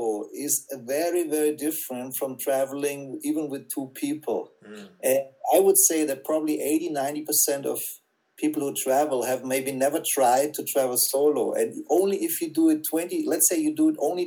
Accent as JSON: {"language": "English", "region": "Southern Germany", "country": "Germany", "tie": "born or raised there", "said": "I'm from North Germany, and my parents, they thought the whole family thing and aunts and aunties and grandparents and I don't know what was a little bit too much. So they moved down to South Germany"}